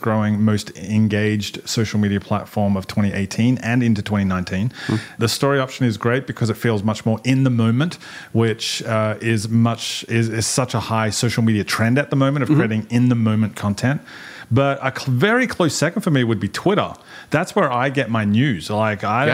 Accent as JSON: {"language": "English", "country": "Australia", "tie": "born or raised there", "moved": "as an adult", "lives_now": "United States", "said": "I was born and raised in Australia. Been living in the States for about 10 years in ministry"}